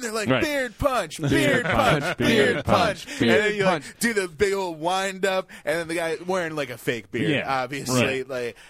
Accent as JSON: {"language": "English", "town": "New Orleans", "region": "Louisiana", "country": "United States", "also_born_or_lived": "Missouri", "moved": "yes", "lives_now": "Oregon, United States", "said": "I'm from New Orleans. I lived in Missouri for a while, and I moved out to Oregon."}